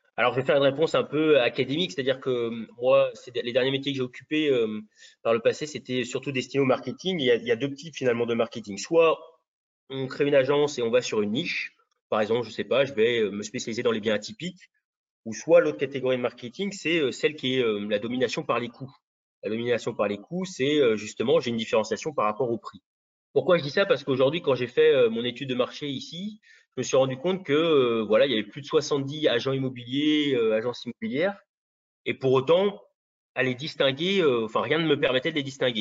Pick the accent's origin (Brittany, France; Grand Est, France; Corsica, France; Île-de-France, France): Brittany, France; South; je suis originaire de la Bretagne, Bretagne Sud